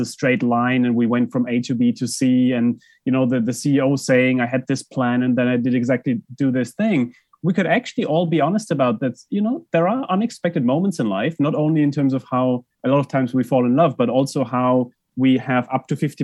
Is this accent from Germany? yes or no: yes; Germany; moved away; I grew up in Germany